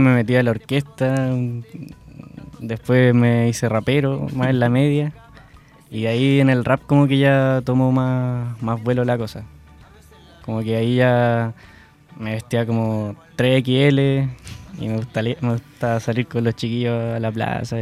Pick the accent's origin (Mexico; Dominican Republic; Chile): Chile; Coelemu, Ñuble; mi pueblito